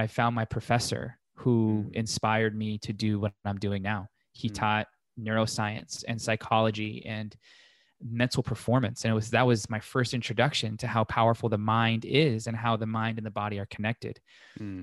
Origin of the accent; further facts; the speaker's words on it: Las Vegas, Nevada, United States; grew up in Las Vegas, still here